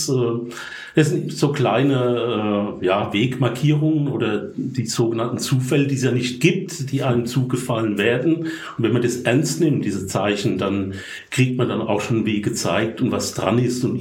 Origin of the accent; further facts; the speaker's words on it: Rhineland-Palatinate, Germany; accent: Palatinate; Äh, vielleicht vorweg, ich bin Pfälzer. Ich versuche Hochdeutsch zu reden, aber ich hoffe, man versteht mich. Aber der Akzent wird bleiben.